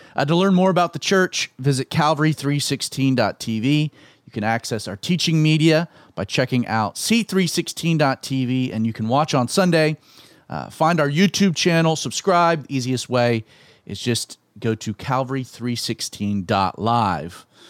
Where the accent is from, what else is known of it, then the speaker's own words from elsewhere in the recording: Atlanta, Georgia, United States; my own home city of Atlanta